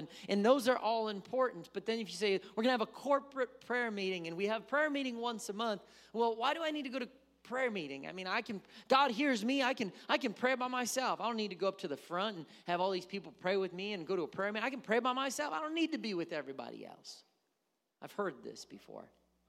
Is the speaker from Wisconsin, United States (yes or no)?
yes; Wisconsin, United States; now in Missouri, United States; I did not say that growing up in Wisconsin. But I do say it now, and that's probably why when I go to Wisconsin, people are like, you sound Southern.